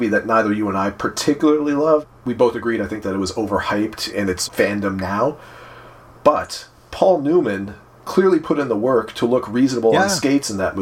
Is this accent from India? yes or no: no; Canada; I'm Canadian